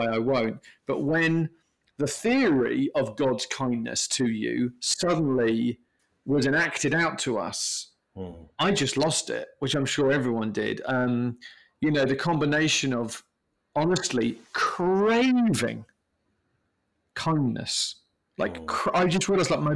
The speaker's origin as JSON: {"language": "English", "country": "United Kingdom", "said": "I'm from Britain"}